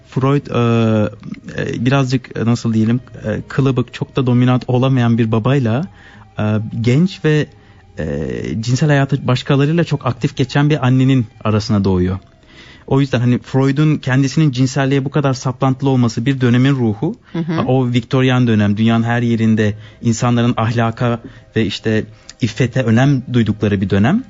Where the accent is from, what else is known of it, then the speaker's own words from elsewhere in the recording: Adapazarı, Sakarya, Turkey; moved away as an adult; now in Switzerland; Ada Pazarlıyım Türkiye'den